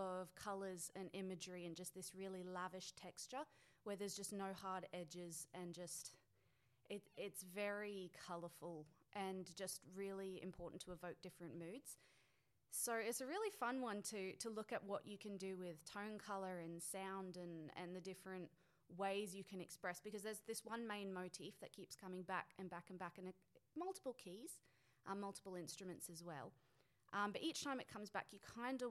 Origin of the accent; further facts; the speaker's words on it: Brisbane, Queensland, Australia; I'm from Brisbane